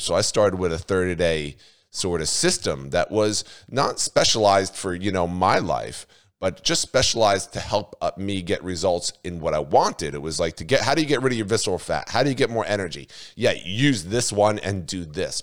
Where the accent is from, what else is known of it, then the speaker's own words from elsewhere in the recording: New Jersey, United States; also born or lived in Australia; I'm from New Jersey